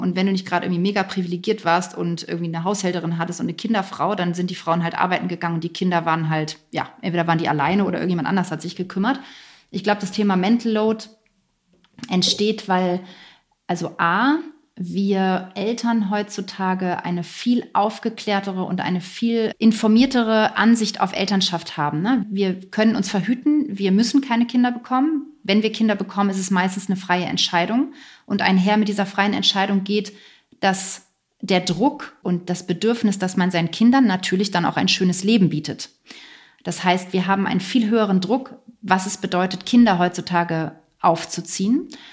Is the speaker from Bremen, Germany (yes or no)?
no; Lower Saxony, Germany; moved away as an adult; also born or lived in near Hamburg; now in near Berlin, Germany; Ich bin in, aufgewachsen in Niedersachsen